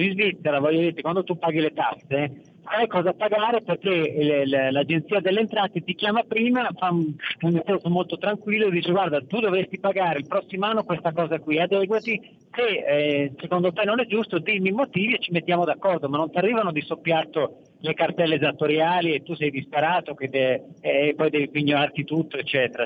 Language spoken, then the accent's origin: Italian; Verona, Veneto, Italy; io sono veneto anch'io di Verona